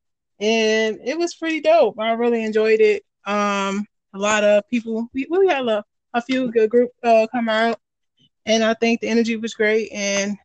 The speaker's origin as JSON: {"language": "English", "town": "Pontiac", "region": "Michigan", "country": "United States", "tie": "born or raised there", "said": "I'm born and raised in Pontiac"}